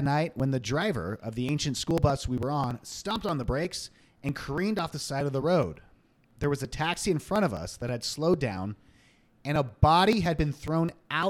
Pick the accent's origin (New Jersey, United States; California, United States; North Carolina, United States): California, United States; Long Beach; moved away; we're from there.